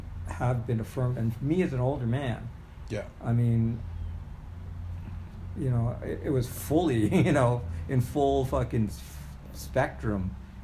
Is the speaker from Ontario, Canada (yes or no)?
yes; Ottawa, Ontario, Canada; also born or lived in Sri Lanka; I grew up there. I was born in Sri Lanka, but my dad started the first embassy in Canada.